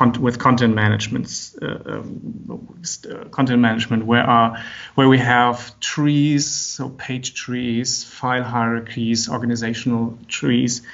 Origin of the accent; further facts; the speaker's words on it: Germany; also born or lived in Frankfurt; from Germany. I'm living and working in Frankfurt